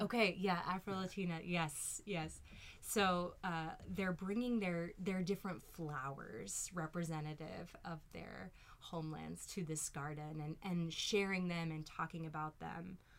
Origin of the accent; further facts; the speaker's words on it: Louisville, Kentucky, United States; accent: Southern; moved away; also born or lived in New York; grow up in Louisville, so a fairly large city, but I think moving from Kentucky to New York